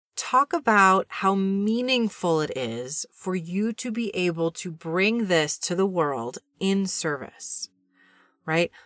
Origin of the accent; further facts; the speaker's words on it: New York City, New York, United States; I grew up in New York City and watched a lot of T V when I was a kid